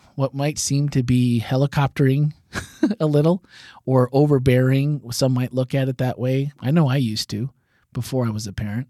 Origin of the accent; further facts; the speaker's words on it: Wisconsin, United States; growing up in Wisconsin